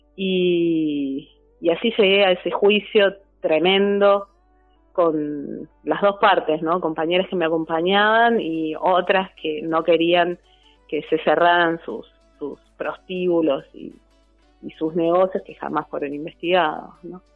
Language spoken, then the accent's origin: Spanish; Argentina; also born or lived in Tierra del Fuego